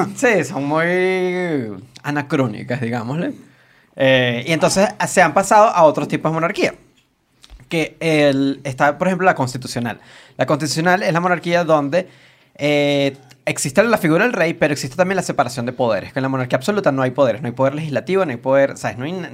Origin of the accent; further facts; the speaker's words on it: Venezuela; nosotros somos de Venezuela